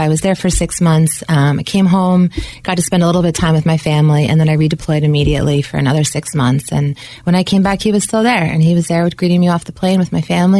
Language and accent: English; New York, United States; So I grew up here in New York.